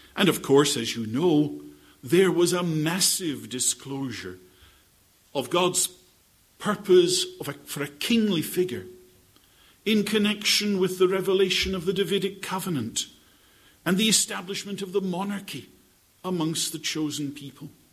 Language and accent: English; Scotland, United Kingdom; I am Scottish.